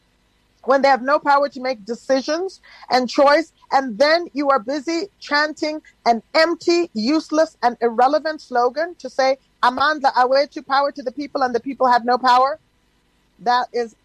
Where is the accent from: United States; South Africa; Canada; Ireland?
South Africa; we as South African citizens